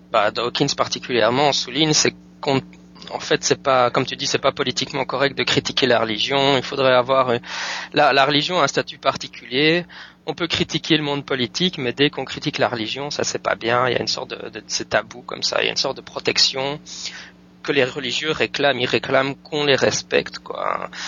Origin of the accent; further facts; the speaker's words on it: Belgium; now in United States; je suis pas français, je suis belge